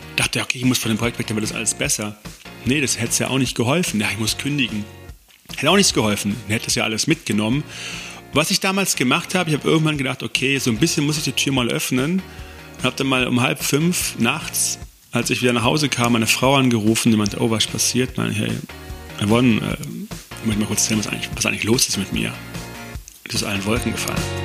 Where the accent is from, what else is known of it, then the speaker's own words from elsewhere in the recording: Konstanz, Baden-Württemberg, Germany; moved away as an adult; also born or lived in East Westphalia / Stuttgart; now in near Stuttgart, Germany; als ich acht Jahre alt war, an Bodensee gezogen mit meiner Mutter. Dort groß geworden, in Konstanz am Bodensee.